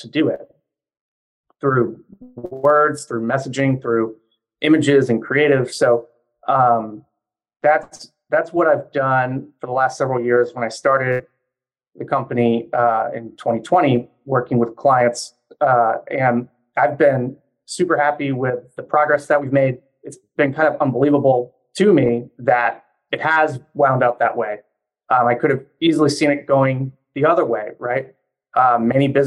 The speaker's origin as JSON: {"language": "English", "region": "Louisiana", "country": "United States", "moved": "as an adult", "lives_now": "Washington, D.C., United States", "said": "I'm originally from Louisiana, but moved up to the Washington area for school and then stayed working here"}